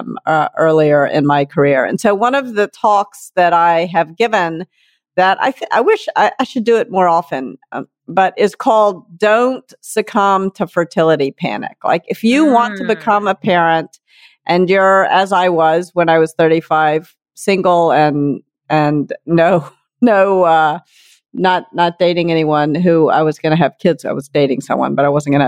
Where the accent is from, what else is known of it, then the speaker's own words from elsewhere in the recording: Memphis, Tennessee, United States; accent: Southern; I grew up in Memphis, Tennessee, and I used to love to go hunting with my father